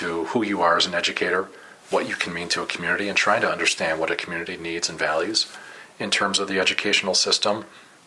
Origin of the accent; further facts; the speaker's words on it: Madison, Wisconsin, United States; moved away as an adult; also born or lived in Burnsville, Minnesota; now in St. Paul, United States; I'm a capital city kid, as I've said often, being born and raised in Madison and working there